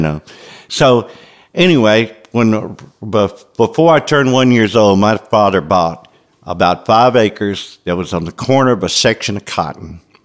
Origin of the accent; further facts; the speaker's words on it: Memphis, Tennessee, United States; growing up in Memphis in the 50s and 60s